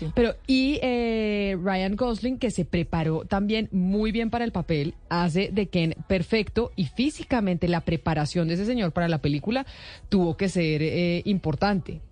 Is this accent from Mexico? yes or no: no; Colombia; como colombiana